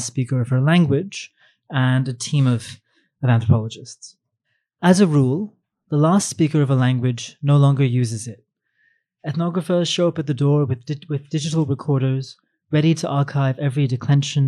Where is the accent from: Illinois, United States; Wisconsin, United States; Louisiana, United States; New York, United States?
New York, United States; New York City; I grew up in Manhattan and rarely came to Queens